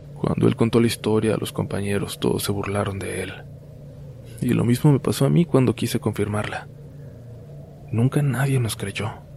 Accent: Baja California, Mexico; volvemos a mi tierra, a Baja California

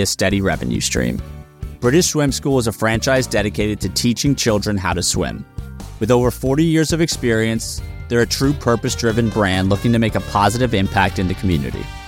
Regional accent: Northeast, United States; I grew up in the Northeast.

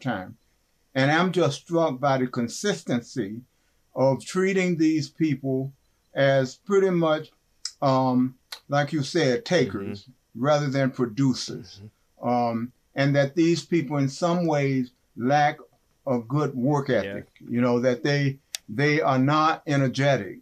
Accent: West Virginia, United States; moved away; also born or lived in Kenosha, Wisconsin / Evanston, Illinois; growing up in West Virginia

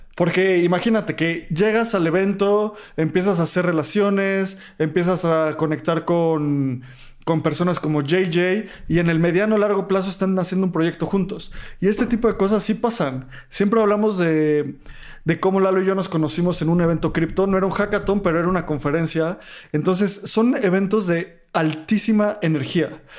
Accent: Mexico; los tres somos mexicanos

